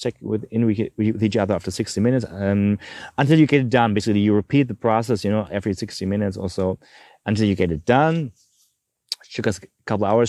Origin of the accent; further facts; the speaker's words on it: Germany; I'm from Germany